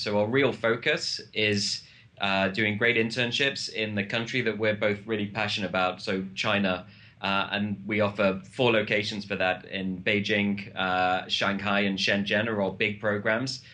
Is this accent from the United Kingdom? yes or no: yes; United Kingdom; I'm British